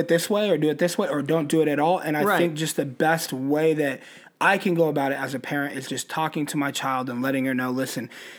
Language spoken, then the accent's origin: English; Colorado Springs, Colorado, United States; I'm from Colorado Springs